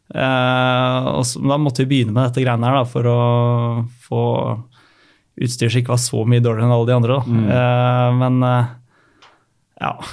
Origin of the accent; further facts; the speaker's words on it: Asker, Akershus, Norway; moved away as an adult; now in Bergen, Norway; vokste jeg opp i Asker og har bodd der eh, hele veien fram til rundt ti år siden